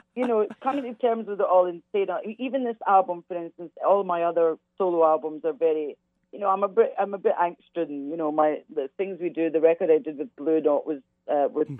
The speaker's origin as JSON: {"language": "English", "town": "Glasgow", "region": "Scotland", "country": "United Kingdom", "tie": "born or raised there", "moved": "yes", "said": "growing up in Glasgow, Glasgow is very much uh, it's all about soul music"}